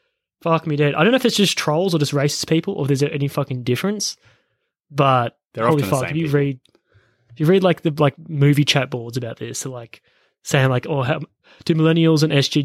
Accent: Australia

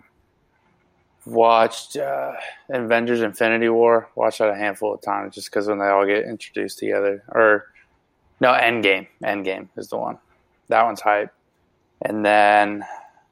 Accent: Chandler, Arizona, United States; just from my hometown, like Chandler specifically

